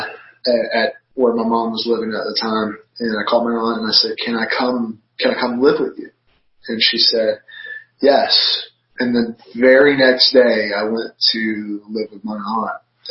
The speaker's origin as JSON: {"language": "English", "region": "Georgia", "country": "United States", "tie": "born or raised there", "moved": "yes", "lives_now": "Virginia, United States", "said": "I'm originally a Georgia boy"}